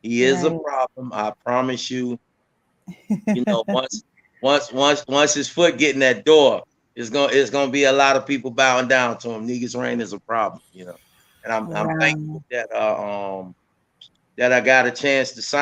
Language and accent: English; Portsmouth, Virginia, United States; I'm from Portsmouth, Virginia.